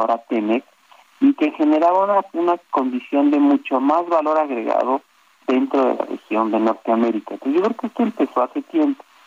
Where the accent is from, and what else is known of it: Mexico